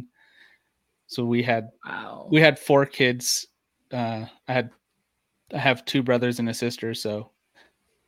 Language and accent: English; Ohio, United States; moved away; when I lived in Ohio, we had a pretty big backyard and a shed